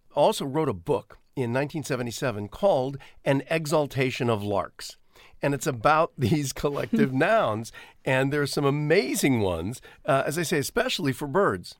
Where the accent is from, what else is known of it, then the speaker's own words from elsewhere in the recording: Ohio, United States; grown up like I did in Ohio.